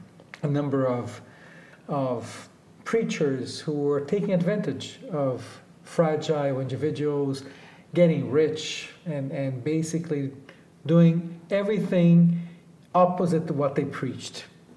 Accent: Brazil; and we come from Brazil, and we come with our own prejudice. We come here, a lot of us, thinking the North Americans are very materialistic

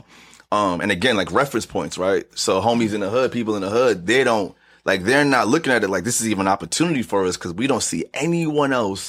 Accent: New York City, New York, United States; I'm growing up in Laurelton, Queens

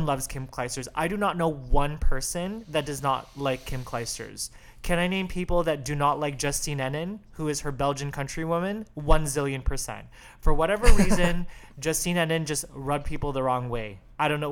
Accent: Chicago, Illinois, United States; I'm from Chicago

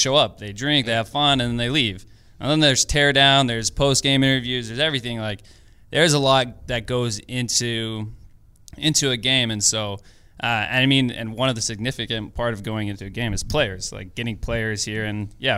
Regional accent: Portland, Oregon, United States; moved away as an adult; now in Los Angeles, United States; Born and raised in Portland.

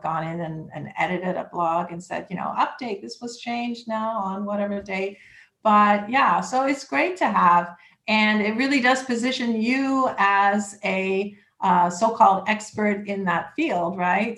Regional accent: Toronto, Ontario, Canada; moved away as an adult; now in Lake Worth Beach, United States; I'm originally from Toronto, Canada, and came here in 2005

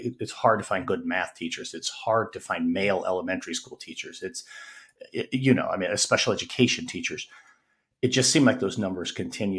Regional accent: Wyoming, United States; moved away as an adult; also born or lived in Arizona / Colorado; returned to my home state, Wyoming

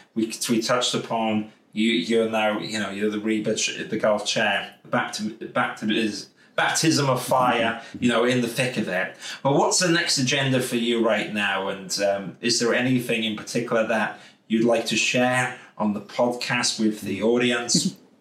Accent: Wales, United Kingdom; accent: Welsh; It's going to test my Welsh accent.

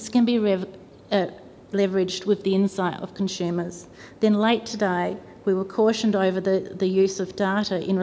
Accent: South Australia, Australia; I'm from South Australia and I'm the daughter of a nurse

